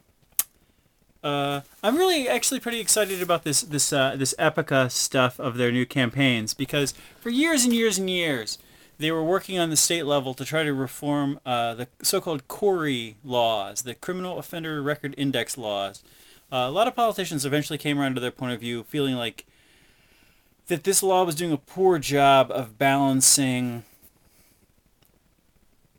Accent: West Virginia, United States; now in Worcester, United States; I'm originally from West Virginia

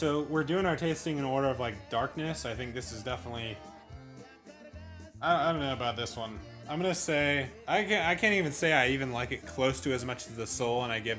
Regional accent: Vacaville, California, United States; growing up in Vacaville, going out behind the schoolyard, Markham Elementary

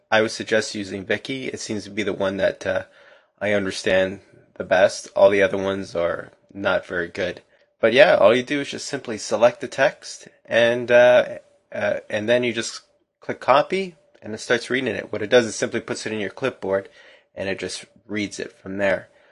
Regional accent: Canada; as a Canadian

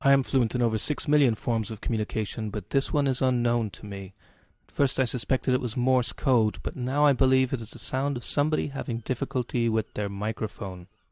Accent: Cork, Munster, Ireland; moved away; My hometown

